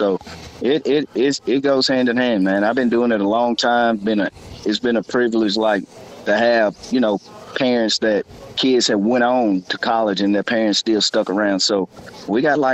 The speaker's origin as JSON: {"language": "English", "town": "Athens", "region": "Alabama", "country": "United States", "moved": "as an adult", "said": "I'm originally from Athens, moved away like 20 years ago"}